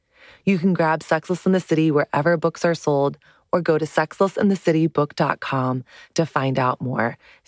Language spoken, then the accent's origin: English; the South, Southern United States, United States; moved away as an adult; now in New York City, United States; my journey of growing up in Southern evangelical Christian culture in the height of what's known as purity culture